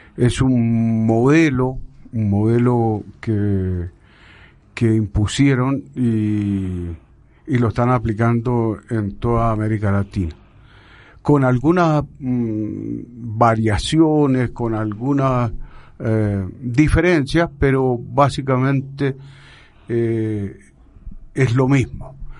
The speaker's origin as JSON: {"language": "Spanish", "country": "Chile", "moved": "as an adult", "lives_now": "Colombia", "said": "yo me vine ya de Chile hace unos 30 años"}